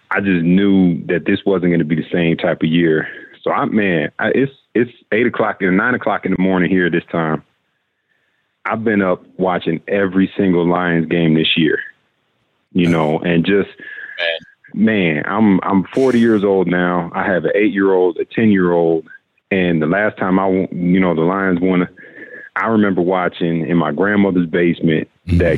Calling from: Kenya; I'm calling in from Kenya.

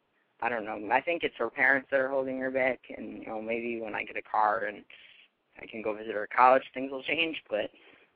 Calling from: Connecticut, United States; Hi. I'm from Connecticut, and I'm 18, and I have relationship problems that hasn't even started.

